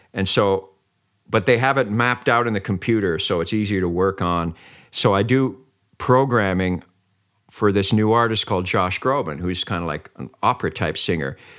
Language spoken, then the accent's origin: English; Vancouver, British Columbia, Canada; also born or lived in Mönchengladbach, Germany; I'm like from the East Vancouver and some crappy little place